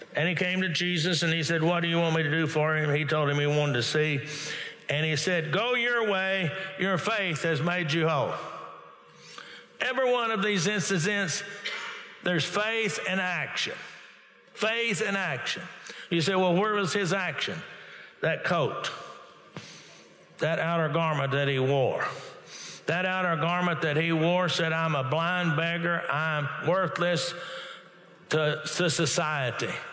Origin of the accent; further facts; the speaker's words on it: Texas, United States; now in Oklahoma, United States; I'm originally born and raised in Texas